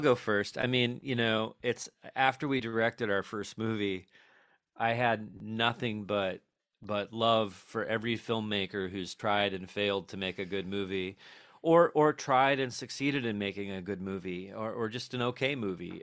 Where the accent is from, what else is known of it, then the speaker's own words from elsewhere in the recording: New York City, New York, United States; we're people from New York